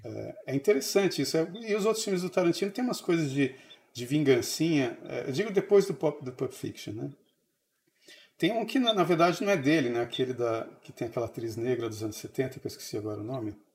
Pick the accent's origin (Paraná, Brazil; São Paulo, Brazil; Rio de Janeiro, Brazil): São Paulo, Brazil; moved away; also born or lived in Brasília; eu cresci em São Paulo